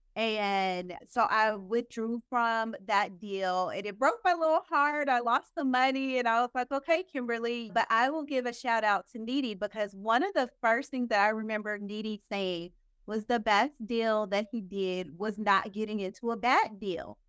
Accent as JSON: {"language": "English", "region": "Oklahoma", "country": "United States", "moved": "as an adult", "lives_now": "Dallas, United States", "said": "my home state later on state Oklahoma. I'm from Oklahoma"}